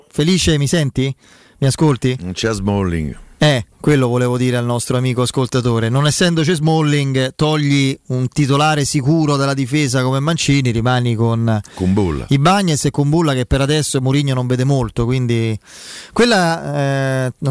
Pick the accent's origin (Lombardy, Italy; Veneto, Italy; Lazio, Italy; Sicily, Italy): Lazio, Italy; Rome; Io sono felice perché sono da Roma.